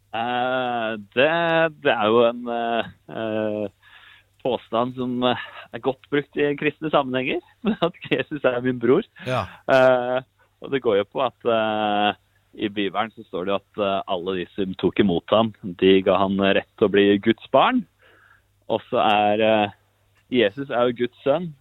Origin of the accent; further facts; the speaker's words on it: Tynset, Innlandet, Norway; now in Sveio, Norway; jeg er egentlig fra Tynset